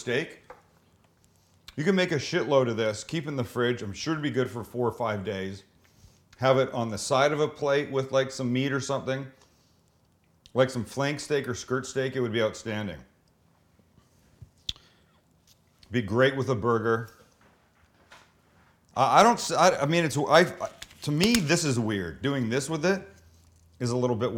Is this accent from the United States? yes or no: no; Vancouver, British Columbia, Canada; moved away; I'm from Vancouver, British Columbia.